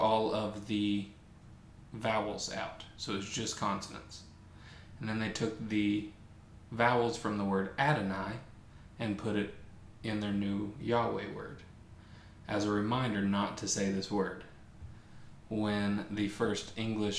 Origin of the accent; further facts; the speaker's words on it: West Virginia, United States; I was raised in West Virginia